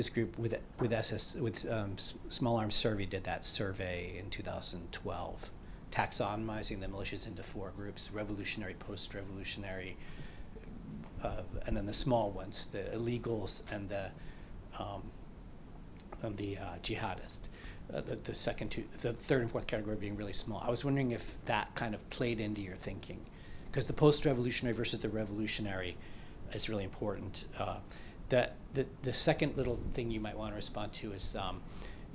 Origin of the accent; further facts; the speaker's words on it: Boston, Massachusetts, United States; I'm from Boston